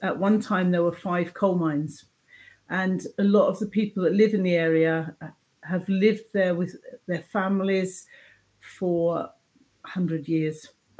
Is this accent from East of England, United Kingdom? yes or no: yes; Hertfordshire, East of England, United Kingdom; moved away as an adult; now in Scotland; I'm originally from Hertfordshire in England. I moved to Scotland about 23 years ago